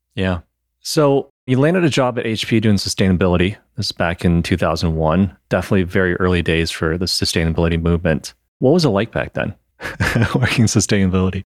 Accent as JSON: {"language": "English", "region": "Michigan", "country": "United States", "said": "I'm from Michigan originally"}